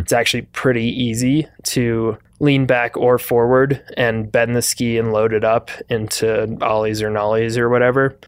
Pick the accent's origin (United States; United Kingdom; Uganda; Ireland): United States; Wisconsin; moved away; I'm from Wisconsin